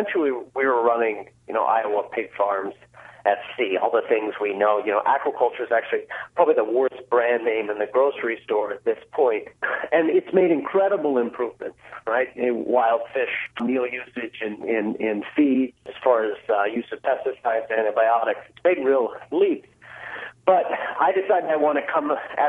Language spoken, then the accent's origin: English; Newfoundland and Labrador, Canada; moved away; I was born and raised in Newfoundland